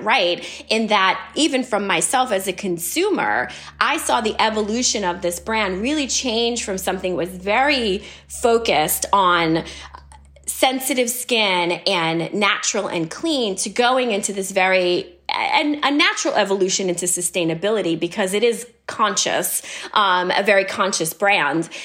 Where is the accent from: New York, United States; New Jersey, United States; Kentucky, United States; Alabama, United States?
New York, United States; New York City; when I was a kid growing up in New York City.